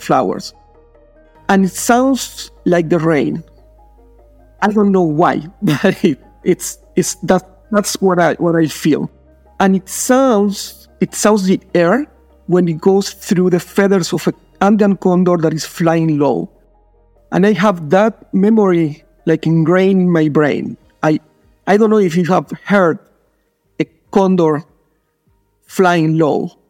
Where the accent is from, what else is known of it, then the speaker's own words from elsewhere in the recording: Argentina; I'm from Argentina.